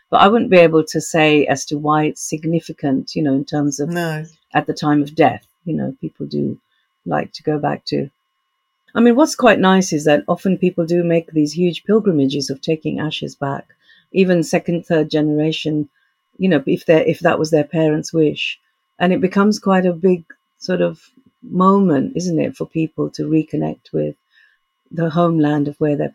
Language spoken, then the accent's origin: English; Tanga, Tanga Region, Tanzania; born there; also born or lived in India; My upbringing was sort of in three continents. You know, I was born in Tanga, Tanzania, but my dad was a teacher, Punjabi, so every three years we used to go back to India for like a visit come back to Africa.